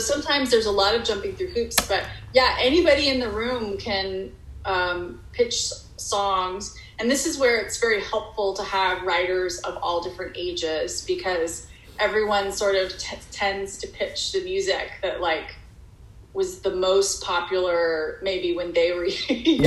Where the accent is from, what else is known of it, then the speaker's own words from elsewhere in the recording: Texas, United States; moved away as an adult; also born or lived in Dallas / Arkansas / Massachusetts; now in Hollywood, United States; I basically spent my entire childhood in Texas